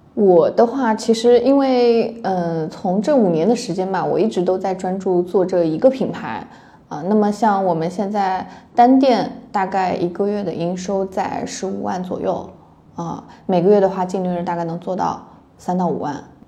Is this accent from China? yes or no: yes; Taiyuan, Shanxi, China; now in Hangzhou, China; 我是太原人